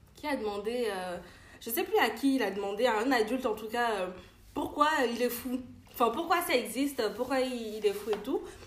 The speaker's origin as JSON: {"language": "French", "country": "Benin", "tie": "born or raised there", "said": "j'ai grandi au Bénin"}